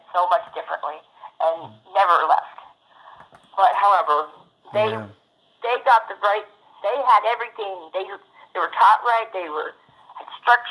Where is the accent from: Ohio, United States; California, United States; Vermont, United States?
California, United States; Rialto; now in Golden Valley, United States; I'm from Rialto, California